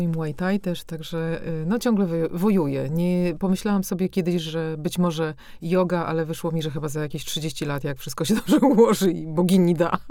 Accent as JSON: {"language": "Polish", "town": "Warsaw", "region": "Masovian Voivodeship", "country": "Poland", "tie": "born or raised there", "moved": "as an adult", "lives_now": "Brussels, Belgium", "said": "urodziłam się na Ochocie warszawskiej, a wychowałam się od 5 25 roku życia już właśnie w tych blokach"}